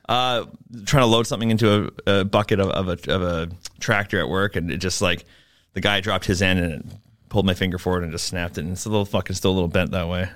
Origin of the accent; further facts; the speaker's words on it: Vancouver, British Columbia, Canada; I'm from Vancouver, uh, hence why I don't speak French.